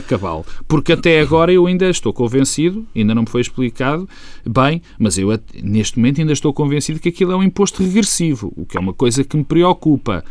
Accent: Portugal; como português

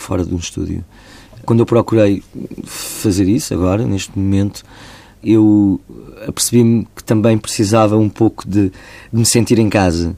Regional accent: Portugal; como povo, como portugueses

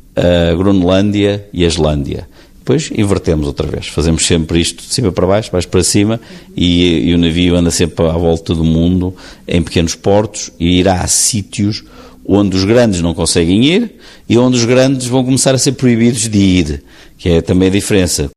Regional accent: Portugal; como portugueses

